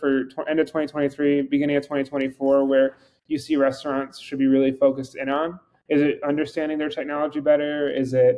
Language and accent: English; Buffalo, New York, United States; moved away; I'm from Buffalo, New York